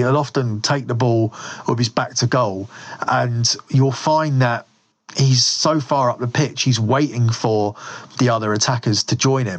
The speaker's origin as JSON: {"language": "English", "region": "England", "country": "United Kingdom", "said": "we're English, and he's English"}